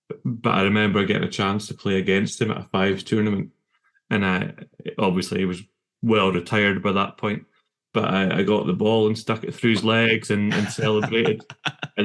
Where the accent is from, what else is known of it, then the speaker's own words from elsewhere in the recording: Elgin, Scotland, United Kingdom; I grew up in Elgin